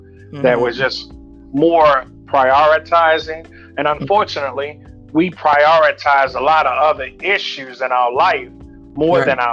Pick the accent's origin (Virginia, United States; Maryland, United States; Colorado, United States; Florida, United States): Maryland, United States; Baltimore; I'm from Baltimore, Maryland